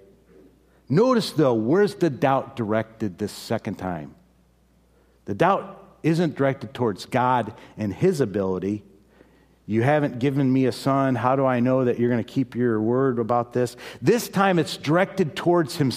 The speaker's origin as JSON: {"language": "English", "town": "Chicago", "region": "Illinois", "country": "United States", "moved": "yes", "said": "I'm from Chicago"}